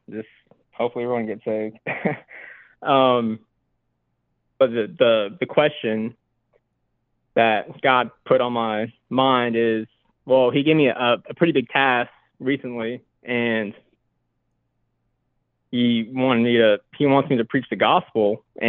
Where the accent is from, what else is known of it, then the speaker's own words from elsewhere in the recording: North Carolina, United States; From North Carolina.